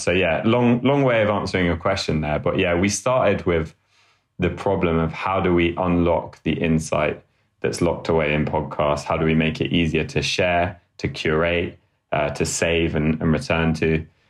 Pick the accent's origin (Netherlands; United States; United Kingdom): United Kingdom; London; also born or lived in Sheffield; I grew up in London, in the UK, um, northeast London, in a place called Hackney.